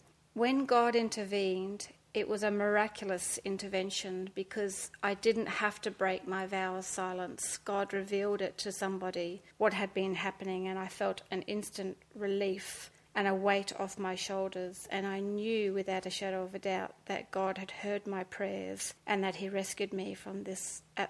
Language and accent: English; Australia; also born or lived in England; I was born in England in a small seaside town. And when I was 7 years old, we immigrated to Australia by ship. It took us 5 weeks. When we came to Sydney, we landed in Sydney.